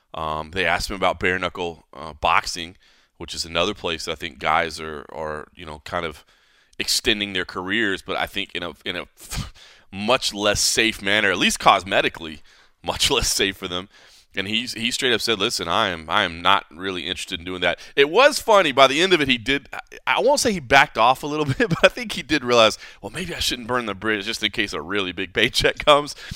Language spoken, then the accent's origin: English; DeSoto, Texas, United States; now in Las Vegas, United States; where I grew up in DeSoto, Texas, where my mom still lives